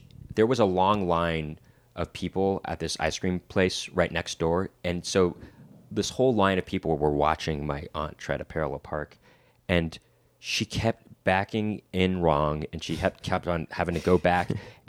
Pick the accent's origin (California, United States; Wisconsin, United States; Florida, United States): California, United States; Los Angeles; Is it kind of like, you know, we're from Los Angeles.